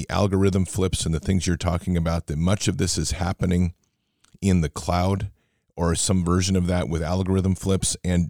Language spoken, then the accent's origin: English; Oregon, United States; my hometown, actually in Oregon